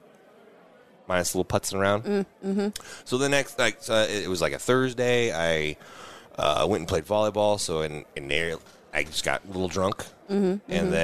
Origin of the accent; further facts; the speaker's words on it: Iowa, United States; I'm from Iowa